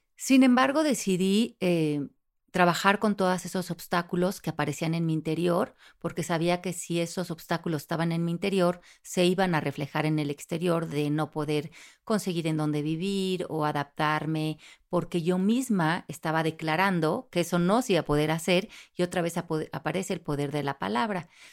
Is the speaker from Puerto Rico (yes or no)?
no; Mexico; now in United States; como soy latina no puedo, como soy mexicana no puedo